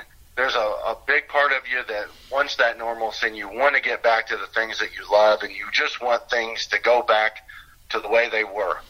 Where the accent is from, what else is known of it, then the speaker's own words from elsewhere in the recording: Lafayette, Indiana, United States; growing up in Lafayette, we would always go over to Purdue